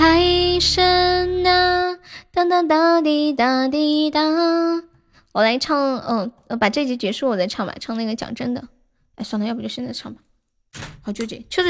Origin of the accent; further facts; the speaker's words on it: Sichuan, China; 那贵州跟我们四川方言应该很像了。